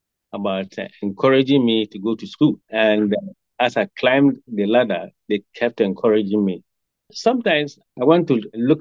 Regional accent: Kumasi, Ashanti, Ghana; born there; also born or lived in Sekondi-Takoradi / Axim / Wa / Tamale; I was born in Kumasi, and I got most of my education in the South, from Kumasi to Sakoradi, Sekendi, Axim, and eventually to Wa in the Upper West regions.

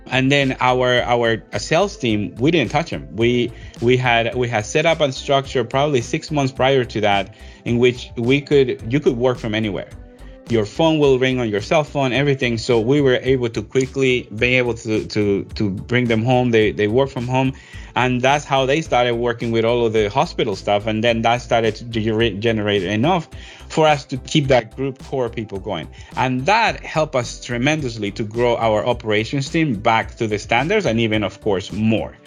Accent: Ecuador; also born or lived in New York; now in Georgia, United States; I'm originally from Ecuador, in South America

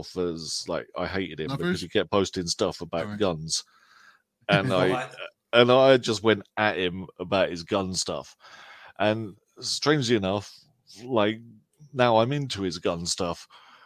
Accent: England, United Kingdom; we're all English

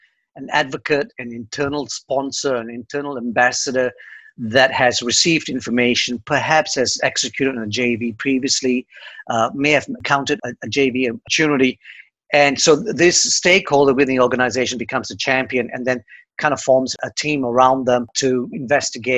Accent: Australia; now in Dublin, Ireland; I'm an Aussie

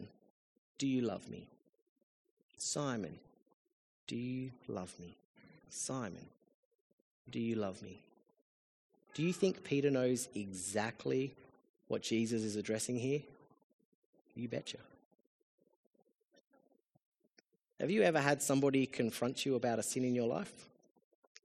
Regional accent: Australia; as an Australian

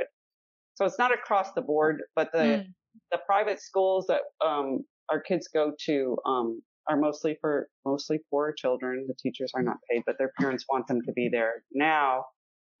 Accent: Wisconsin, United States; I grew up in Wisconsin

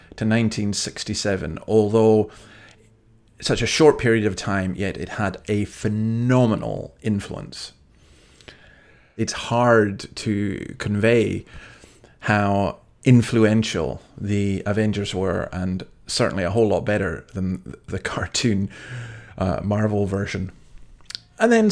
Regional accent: Scotland, United Kingdom; now in Sydney, Australia; I'm based here in Sydney, Australia. I'm from Scotland.

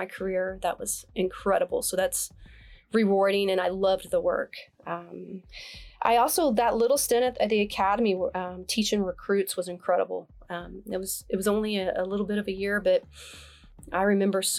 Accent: Oklahoma City, Oklahoma, United States; moved away as an adult; now in Dallas, United States; Southside Oklahoma City

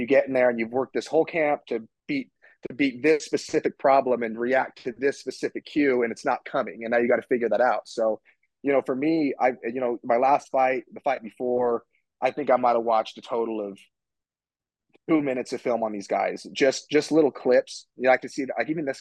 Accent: Utah, United States; moved away as an adult; now in Las Vegas, United States; I live in Vegas, but I'm from Utah

